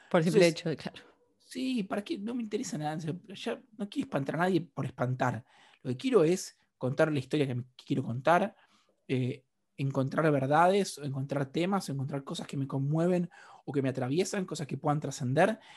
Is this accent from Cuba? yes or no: no; Argentina; hay algo donde yo soy mucho más argentino afuera de Argentina que acá adentro.